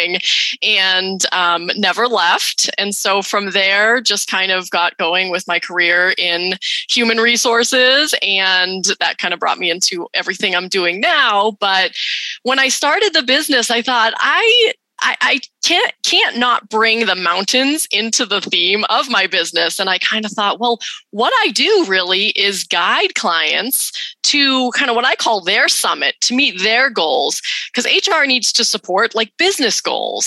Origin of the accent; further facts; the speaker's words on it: New England, United States; moved away as an adult; now in Utah, United States; I grew up in New England.